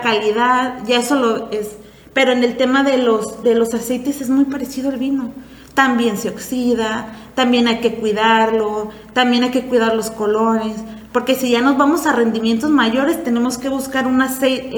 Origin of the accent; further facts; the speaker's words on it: Valle de Guadalupe, Baja California, Mexico; also born or lived in Puerto Vallarta; vengo de Valle Guadalupe